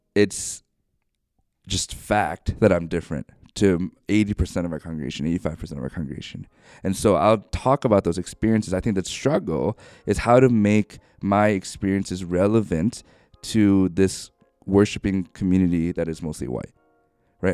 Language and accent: English; Ohio, United States; moved away as an adult; also born or lived in New York; now in Bothell, United States; I grew up in Ohio